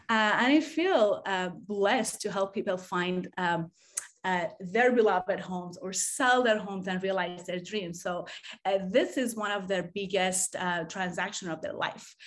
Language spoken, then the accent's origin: English; Tehran, Tehran Province, Iran; now in San Diego, United States; I grew up in Tehran, Iran